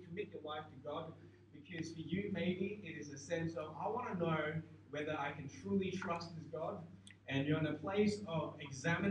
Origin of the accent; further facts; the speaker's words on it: Singapore; growing up in Singapore